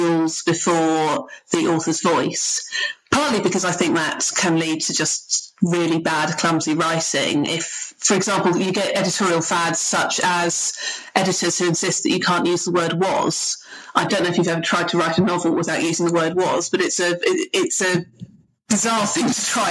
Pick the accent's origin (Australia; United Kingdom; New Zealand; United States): United Kingdom; I'm a Brit